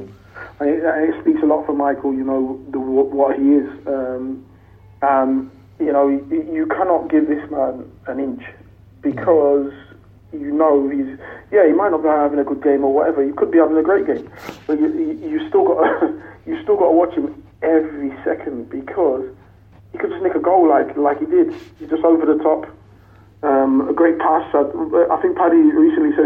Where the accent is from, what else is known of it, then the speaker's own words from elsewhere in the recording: Leicester, East Midlands, United Kingdom; moved away as an adult; also born or lived in Liverpool; I'm from Leicester